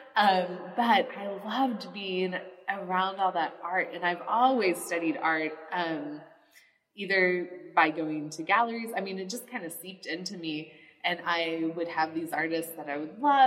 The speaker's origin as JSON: {"language": "English", "country": "United States", "said": "as an American"}